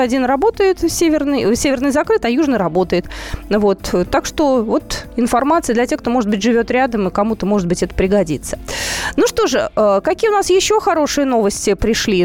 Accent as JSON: {"language": "Russian", "region": "Moscow", "country": "Russia", "said": "мы, москвичи"}